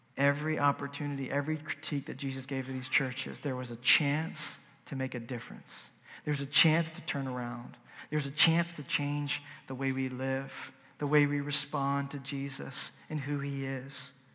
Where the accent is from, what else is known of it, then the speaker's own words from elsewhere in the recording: the South, United States; I'm from the South